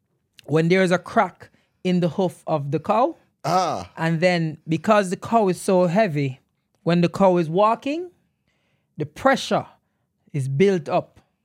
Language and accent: English; Jamaica; moved away; as a Jamaican